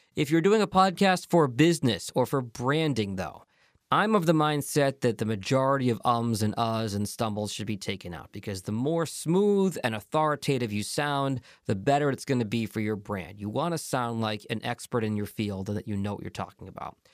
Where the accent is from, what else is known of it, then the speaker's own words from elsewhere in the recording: Boston, Massachusetts, United States; now in Detroit, United States; my hometown of Boston